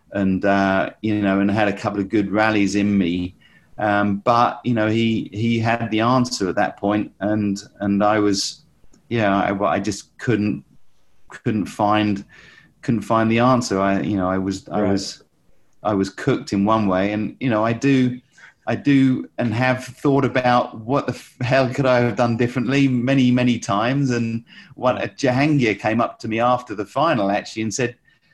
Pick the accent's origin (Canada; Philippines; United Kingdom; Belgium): United Kingdom; Essex, East of England; also born or lived in Chelmsford / Colchester; he played at the same club as I did at Chelmsford Squash Club in Essex